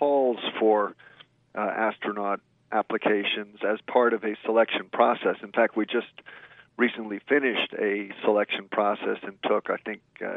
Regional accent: the New York area, United States; I grew up in the New York area

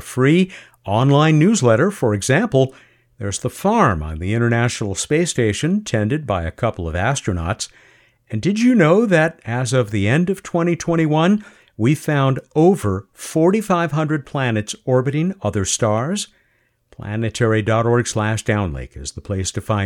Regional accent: San Diego, California, United States; my hometown of San Diego, California

